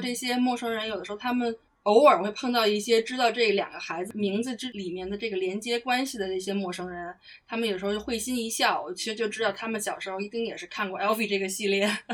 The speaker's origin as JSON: {"language": "Chinese", "country": "China", "moved": "yes", "lives_now": "United Kingdom", "said": "我中国人又怕冷"}